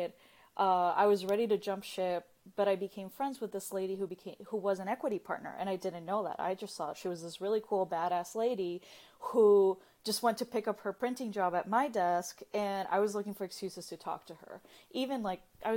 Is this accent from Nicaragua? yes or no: yes; Nicaragua; now in United States; I'm originally from Nicaragua